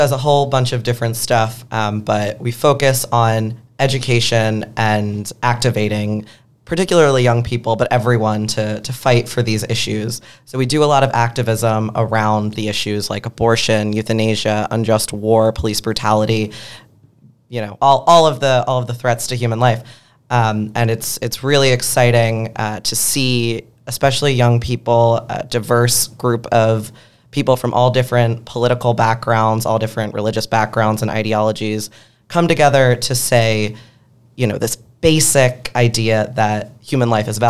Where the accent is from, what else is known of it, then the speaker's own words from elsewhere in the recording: Philadelphia, Pennsylvania, United States; now in Pittsburgh, United States; Yeah, as someone from Philly and chose to leave for Pittsburgh, I'm a big fan of all Pennsylvania.